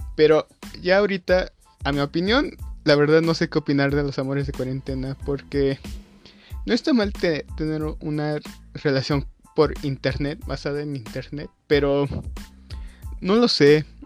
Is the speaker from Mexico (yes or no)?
yes; Mexico; yo soy de México